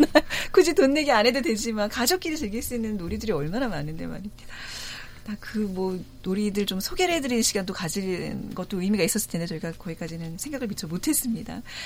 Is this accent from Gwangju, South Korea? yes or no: no; Seoul, South Korea; 자라나기를 다 서울에서 자라서